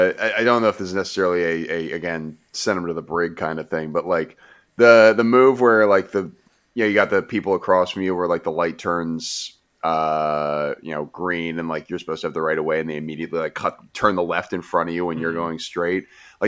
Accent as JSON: {"language": "English", "town": "Bethlehem", "region": "Pennsylvania", "country": "United States", "said": "Like, I'm from Bethlehem and we fight."}